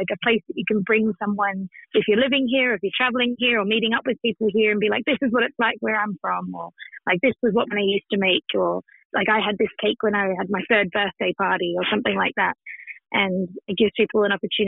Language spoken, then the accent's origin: English; Australia; now in New York, United States; I'm what they call a token convict, being Australian.